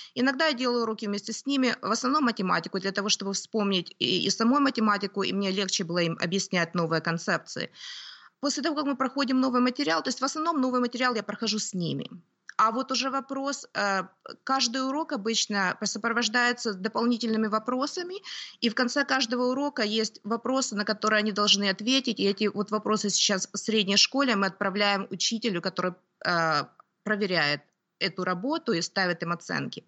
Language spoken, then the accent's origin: Russian; Kyiv, Ukraine; moved away as an adult; also born or lived in Toronto, Canada / Oakville, Canada; now in Canada; Я родилась на Украине, в городе Киеве